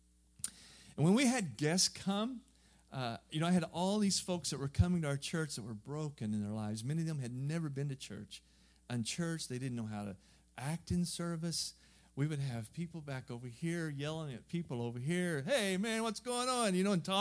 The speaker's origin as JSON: {"language": "English", "region": "southern Missouri", "country": "United States", "moved": "as an adult", "lives_now": "Europe", "said": "I'm just a hillbilly. I'm from southern Missouri"}